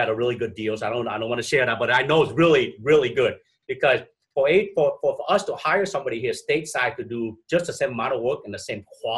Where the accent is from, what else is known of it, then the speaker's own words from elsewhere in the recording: Vietnam; now in Minnesota, United States; I'm originally from Vietnam, I'm from that part of the world as well.